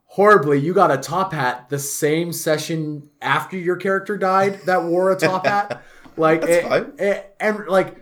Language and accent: English; Canada; being Canadian. We're such a melting pot here